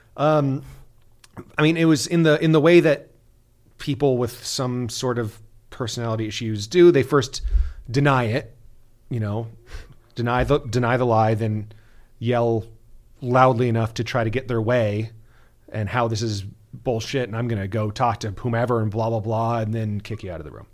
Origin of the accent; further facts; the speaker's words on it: Bay Area, California, United States; moved away; I'm, I'm from the Bay Area originally, so, uh, raised an A's fan